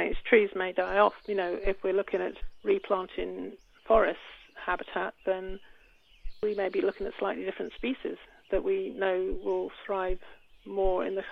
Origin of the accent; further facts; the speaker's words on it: United Kingdom; moved away as an adult; now in Cortes Island, Canada; I am from the UK